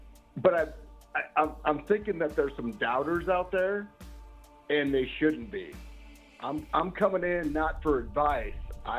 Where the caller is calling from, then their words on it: Denver, Colorado, United States; From Denver, ma'am.